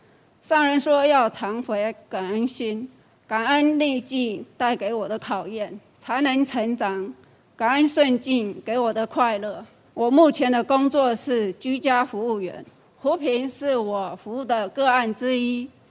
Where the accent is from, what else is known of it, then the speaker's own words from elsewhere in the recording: Guilin, Guangxi, China; moved away as an adult; now in Taiwan; 我来自大陆广西桂林，二十多年前来台湾，